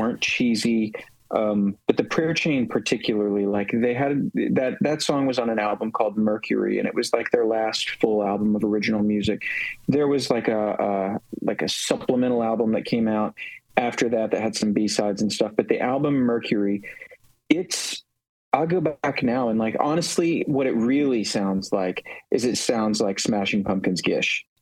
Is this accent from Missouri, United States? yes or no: no; West Virginia, United States; I grew up in West Virginia